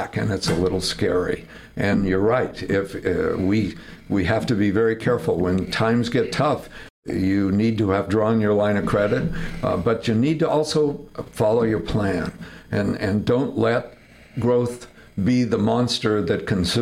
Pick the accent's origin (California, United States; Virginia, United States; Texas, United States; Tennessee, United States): California, United States; Fresno; also born or lived in Sonora, California; I was born in Sonora, California, raised in Fresno, California.